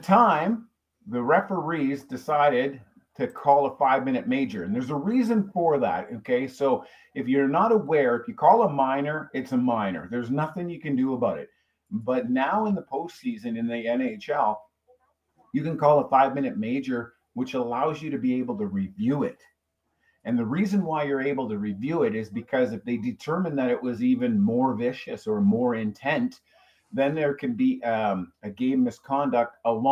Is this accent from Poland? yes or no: no; Canada; I'm a Canadian. I grew up watching hockey fights at nauseam